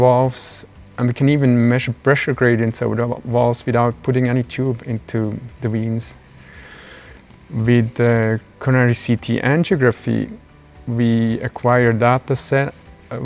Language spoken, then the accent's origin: English; Burg, Aargau, Switzerland; also born or lived in Zurich, Switzerland / Boston, United States; I was born in Burg, Aargau, and I grew up there.